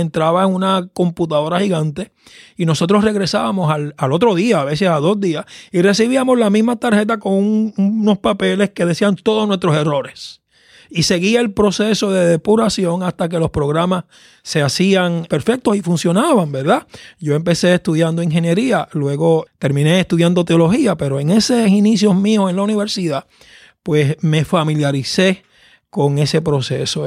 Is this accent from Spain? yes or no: no; Caguas, Puerto Rico; yo soy del país de Caguas, un valle al centro de la isla, eh, donde me crié y conocí el Evangelio